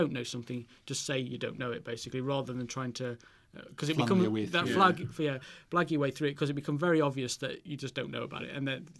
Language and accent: English; the north of England, United Kingdom; accent: northern; I grew up in Northern England